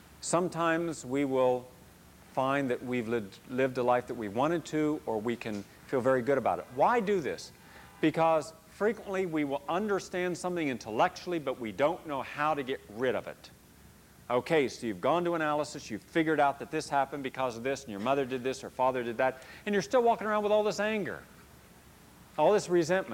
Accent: the South, United States; I wondered growing up in the South why so many educated people were still racist.

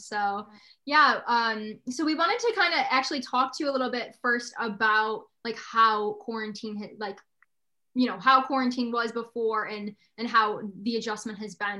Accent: Batavia, New York, United States; also born or lived in Ithaca, New York; I'm from Batavia, New York.

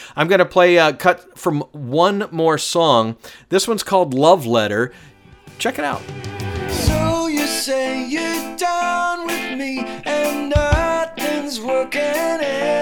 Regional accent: Atlanta, Georgia, United States; I'm being from Atlanta

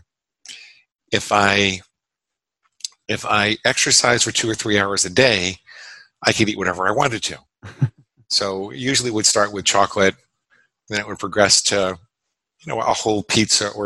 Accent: Great Neck, New York, United States; moved away as an adult; also born or lived in Syosset, New York / New Hampshire; now in Florida, United States; I grew up in a little town called Great Neck on Long Island

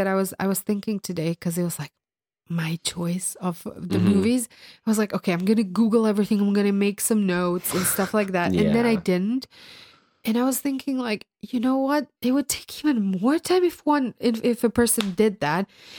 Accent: Croatia; English is a second language; I'm from the land of Croatia.

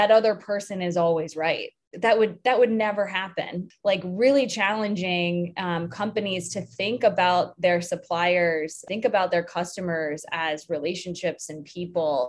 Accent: Richmond, Virginia, United States; I grew up in Richmond, Virginia, which in the 80s and 90s wasn't the easiest place to be a tomboy

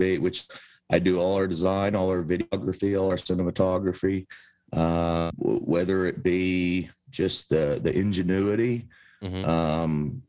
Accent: Appalachia, United States; us here in Appalachia

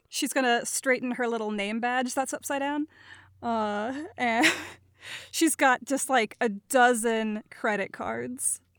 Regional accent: Minnesota, United States; accent: Minnesotan; my Minnesotan accent

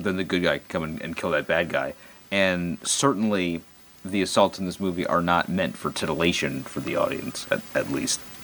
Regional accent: United States; being an American

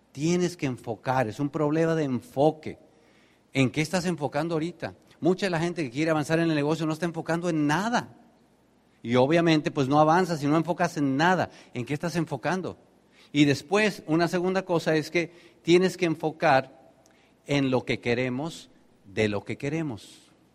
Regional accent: Tenancingo, State of Mexico, Mexico; moved away; allá en mi pueblo, cuando de Terancingo a Toluca, que era la ciudad más grande

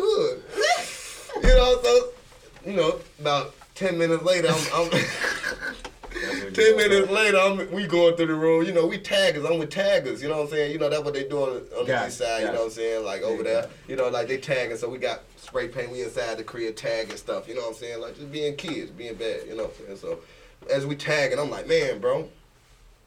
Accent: Belize; I'm from Belize

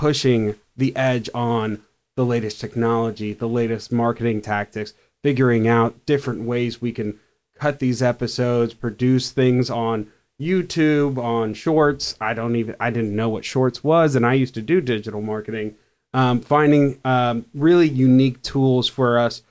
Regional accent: Fairfax, Virginia, United States; now in Washington, D.C., United States; I'm from Fairfax, Virginia originally. So I've been in and around D.C. almost all my entire life

